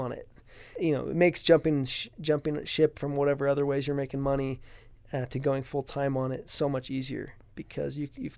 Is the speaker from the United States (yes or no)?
yes; Ridgefield, Washington, United States; I grew up in Ridgefield, Washington, a small town just north of Portland, Oregon, a little ways.